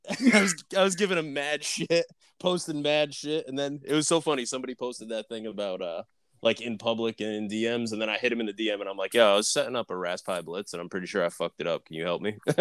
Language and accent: English; Northeast, United States; I'm also from the Northeast